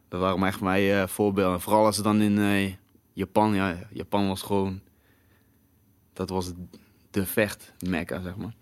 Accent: Breda, North Brabant, Netherlands; bij ons in Breda

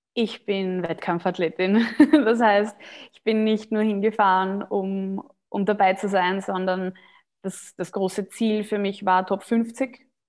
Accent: Austria; ich bin Österreicherin

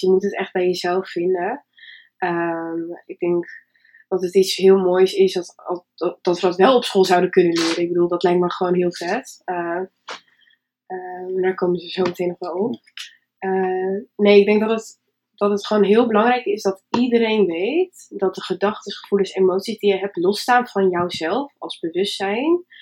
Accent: Winsum, Groningen, Netherlands; Ik kom uit Winsum. Dat is ook ergens hoog in Nederland, boven Groningen

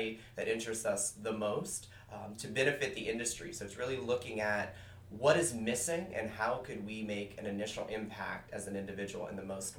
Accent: South Louisiana, United States; now in Boston, United States; I actually grew up in South Louisiana, about 45 minutes southwest of New Orleans.

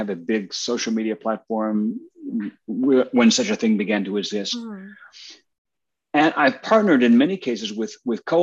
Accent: New Jersey, United States; Yeah, cool. Central New Jersey. Yep.

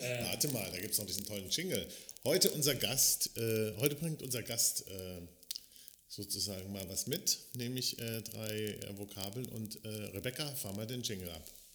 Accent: Baden-Württemberg, Germany; moved away; aus dem Badischen, wo ich herkomme

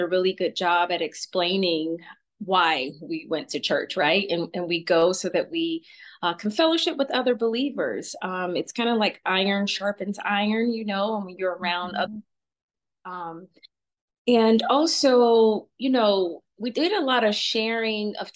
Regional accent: Atlanta, Georgia, United States; we moved from South Georgia to a little bit North Georgia, central, I guess, in Atlanta.

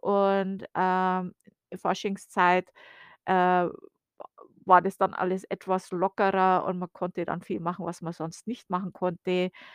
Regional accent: Bavaria, Germany; now in United States; ich bin ja aus Bayern, wie man ja klar und deutlich hören kann

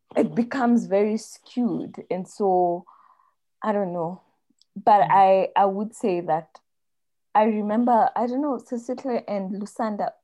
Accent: Kenya; I am Kenyan

